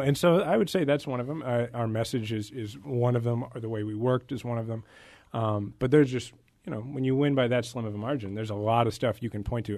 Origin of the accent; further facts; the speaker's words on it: Kansas City, Missouri, United States; also born or lived in Washington, D.C.; I'm originally from Kansas City